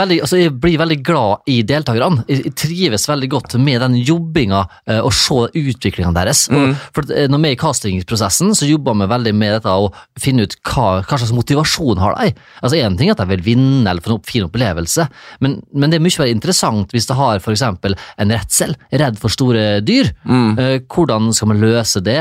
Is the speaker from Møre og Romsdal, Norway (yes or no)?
yes; Isfjorden, Møre og Romsdal, Norway; now in Horten, Norway; jeg kommer fra Isfjorden